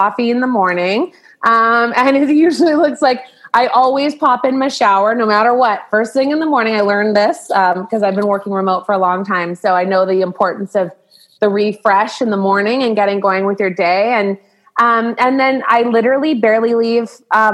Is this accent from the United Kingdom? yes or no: no; Tsawwassen, British Columbia, Canada; also born or lived in Vancouver, British Columbia; I grew up in Tawasin, BC, until I was about 12. And then I moved to the big city, moved to Vancouver when I was about 12 and went to high school in Vancouver